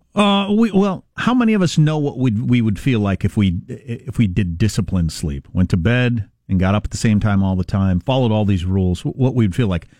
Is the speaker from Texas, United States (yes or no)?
no; Kansas, United States; That's my home state.